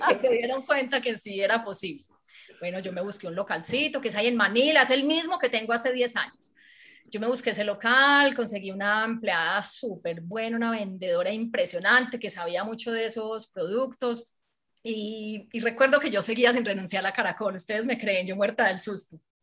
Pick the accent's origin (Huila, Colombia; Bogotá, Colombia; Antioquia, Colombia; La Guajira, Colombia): Antioquia, Colombia; Medellín; pasé por todos los medios de comunicación de aquí de Medellín, pues como se habrán dado cuenta, soy paisa